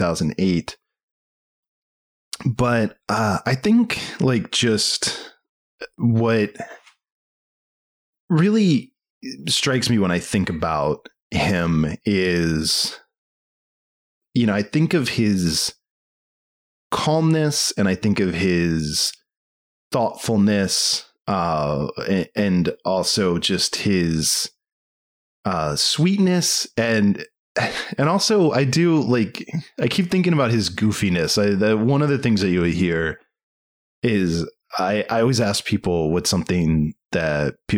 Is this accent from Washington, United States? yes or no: no; Maryland, United States; I was from Maryland